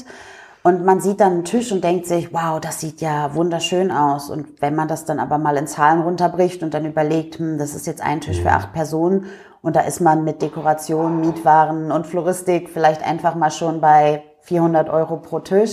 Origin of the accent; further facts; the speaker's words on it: near Hanover, Lower Saxony, Germany; moved away as an adult; also born or lived in England; now in Dresden, Germany; Ich komme ja ursprünglich aus der Nähe von Hannover